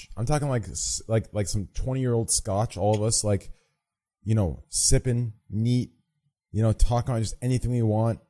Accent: Texas, United States; also born or lived in Austin, Texas; from goddamn Texas.

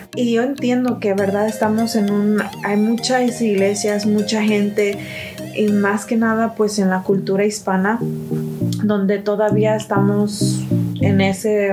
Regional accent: Mexico; yo soy mexicana

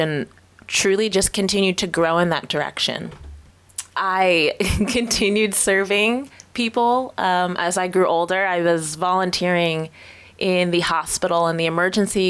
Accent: New Jersey, United States; moved away as an adult; also born or lived in Pittsburgh / Texas; I was born and raised in New Jersey, spent the first 18 years of my life there

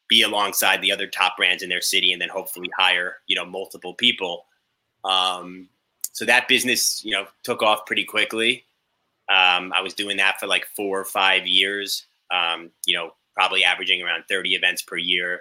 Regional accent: Long Island, New York, United States; also born or lived in Indiana; I grew up in New York, Long Island

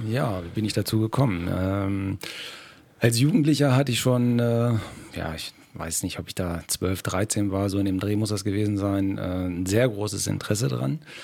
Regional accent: Germany; Aus Rehan, ne? Rehaner ja. her natürlich ein äh, Urrenner, äh, hier aufgewachsen, geboren

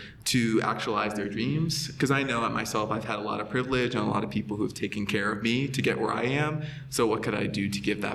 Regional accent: Massachusetts, United States; where I grew up in Massachusetts

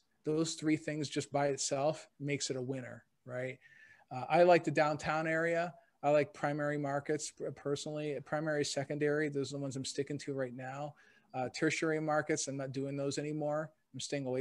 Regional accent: Canada; now in Cleveland, United States; I was actually born and raised in Canada

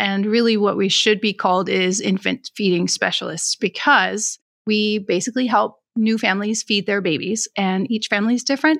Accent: Denmark; moved away; I grew up in Denmark

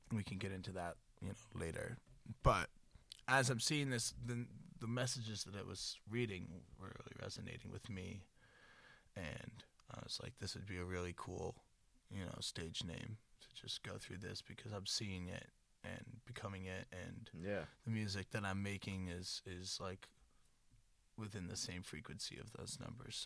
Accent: Boston, Massachusetts, United States; moved away; also born or lived in Florida / Worcester / Montana; I'm from Florida, but I moved to Boston when I was like four or five, Bet. and then grew up in Boston area

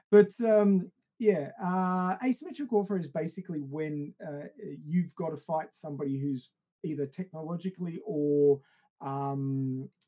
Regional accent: Australia; I come from Australia

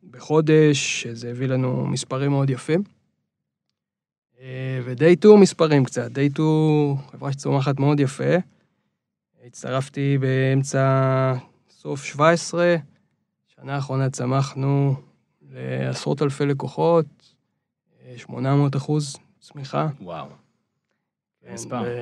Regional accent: Reut, Central District, Israel; now in Tel Aviv, Israel; נולדתי בארץ, גרתי בארץ רוב החיים. למעט איזה תקופה בארצות הברית

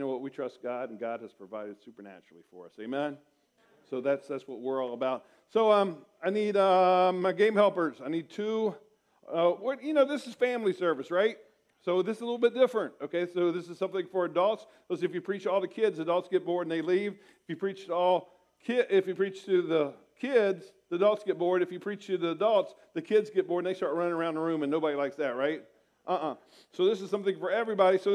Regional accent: Portsmouth, Ohio, United States; moved away as an adult; now in Springfield, United States; I came home from Bible college in my hometown of Portsmouth, Ohio

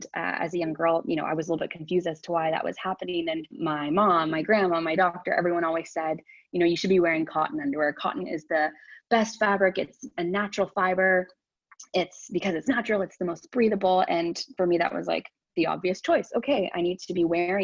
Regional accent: Ottawa, Ontario, Canada; I am from Ottawa, born and raised here, went to school here, Ottawa U

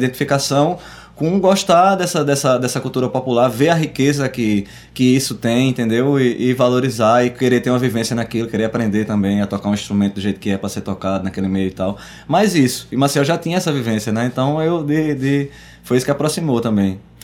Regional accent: Arcoverde, Pernambuco, Brazil; moved away; also born or lived in Recife; eu sou de Arco Verde, tenho uma ligação muito forte com o Coco Reis de Arco Verde

